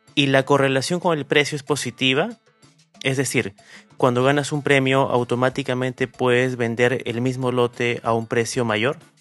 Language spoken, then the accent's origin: Spanish; Peru; nos llena de orgullo como peruanos